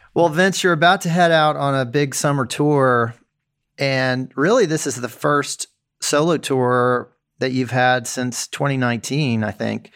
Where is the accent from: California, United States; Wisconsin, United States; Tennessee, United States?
Tennessee, United States; Memphis; my hometown of Memphis